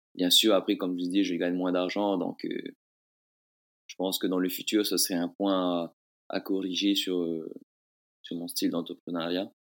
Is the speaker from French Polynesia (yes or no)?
yes; Bora Bora, Leeward Islands, French Polynesia; also born or lived in France; je viens de l'île de Bora Bora